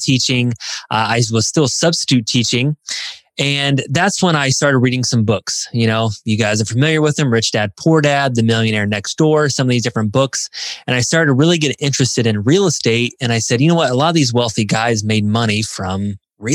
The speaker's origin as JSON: {"language": "English", "town": "Indianapolis", "region": "Indiana", "country": "United States", "tie": "born or raised there", "said": "I grew up in Indiana. I'm from Indianapolis. I live close to Indianapolis, Indiana now, but I always live in Indiana"}